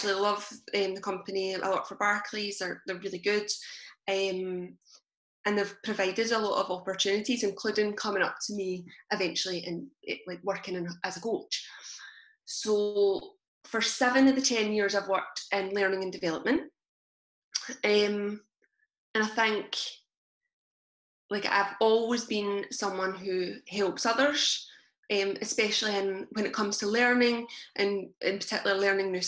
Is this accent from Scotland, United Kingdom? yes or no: yes; Blantyre, Scotland, United Kingdom; I came from Blantyre and spent pretty much my whole childhood living and hanging about Blantyre.